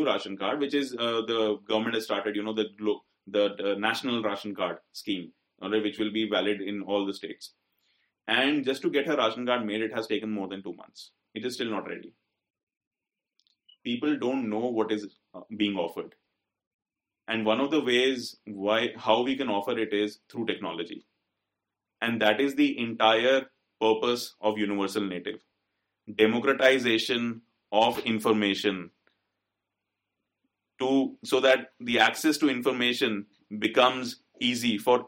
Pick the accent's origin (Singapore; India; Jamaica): India; we are privileged Indian males